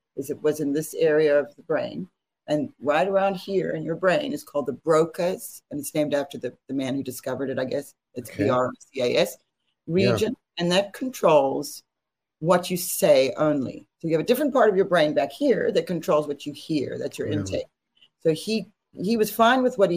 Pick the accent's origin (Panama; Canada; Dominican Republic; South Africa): South Africa; moved away; I'm from South Africa, which is not far from Zimbabwe